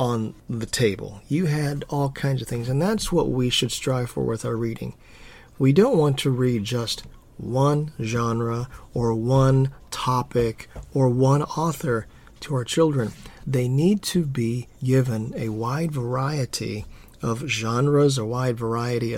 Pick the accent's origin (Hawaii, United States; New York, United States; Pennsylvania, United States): Hawaii, United States; Growing up in Hawaii, I always loved when our church had potluck